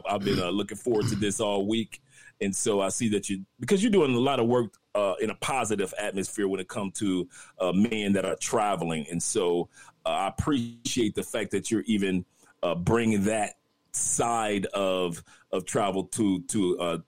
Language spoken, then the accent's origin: English; Detroit, Michigan, United States; also born or lived in Tampa, Florida; now in Colombia; I'm actually originally from Detroit, Michigan, by way of Tampa, Florida.